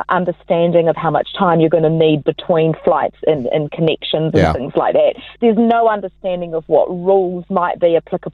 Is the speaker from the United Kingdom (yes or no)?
no; Auckland, New Zealand; Auckland, right, because that's my hometown